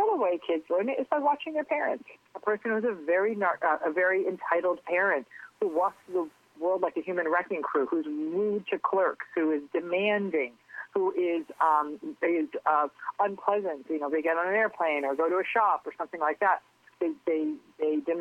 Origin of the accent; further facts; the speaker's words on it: Connecticut, United States; also born or lived in Englewood, New Jersey / West New York, New Jersey; now in California, United States; I was born in Englewood, and I lived with my parents in West New York until I was, I think, like a year and a half, almost two, and then they moved to Connecticut.